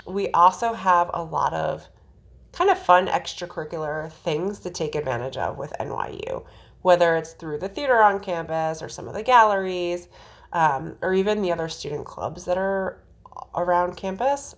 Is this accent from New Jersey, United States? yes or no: yes; New Jersey, United States; the jersey in me